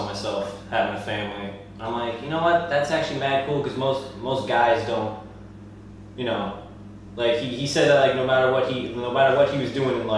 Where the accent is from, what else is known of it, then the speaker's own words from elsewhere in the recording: Rhode Island, United States; also born or lived in California; We grew up in Rhode Island. I was born in California